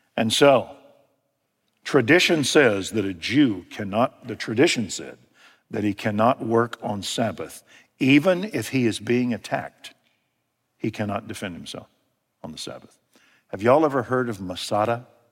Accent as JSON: {"language": "English", "country": "United States"}